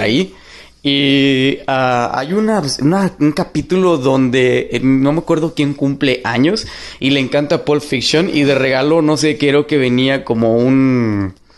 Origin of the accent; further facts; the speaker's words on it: Monterrey, Nuevo León, Mexico; now in Dallas, United States; soy de Monterrey, pero actualmente vivo en Dallas, Texas.